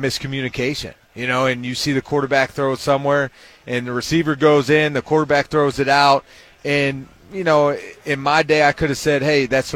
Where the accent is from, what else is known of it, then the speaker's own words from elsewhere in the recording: Pittsburgh, Pennsylvania, United States; now in Ohio, United States; I'm from Pittsburgh